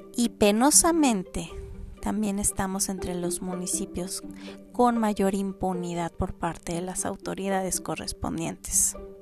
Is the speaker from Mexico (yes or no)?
yes; Mexico; como mexicanos, no, estamos acostumbrados